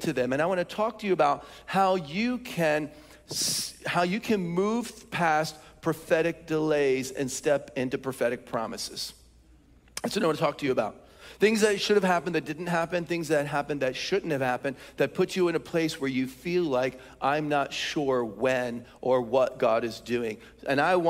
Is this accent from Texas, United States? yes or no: no; Philadelphia, Pennsylvania, United States; I'm from Philly